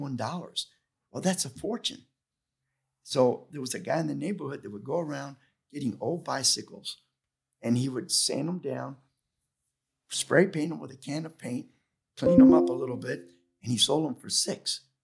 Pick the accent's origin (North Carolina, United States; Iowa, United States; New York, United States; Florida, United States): Florida, United States; Tampa; also born or lived in Cuba; Well, I was born in Cuba, but I came over when I was a year old, and I grew up in Ybor City. And in my household, I was not allowed to speak English